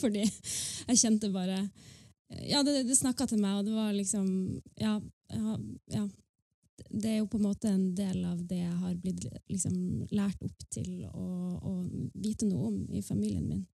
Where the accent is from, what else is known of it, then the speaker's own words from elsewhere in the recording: Northern Norway, Norway; jeg representerer jo på en måte det nordnorske